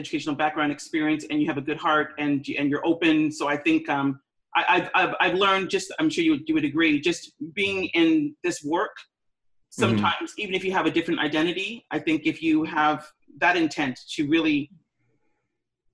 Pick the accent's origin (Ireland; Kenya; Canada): Canada; I'm Canadian